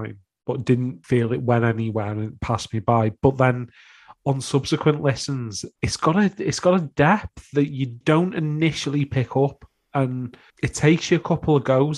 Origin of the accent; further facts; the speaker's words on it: United Kingdom; we're British